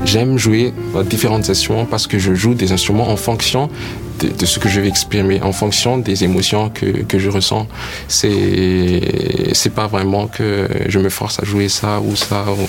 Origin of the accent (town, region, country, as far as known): Madagascar; also born or lived in United States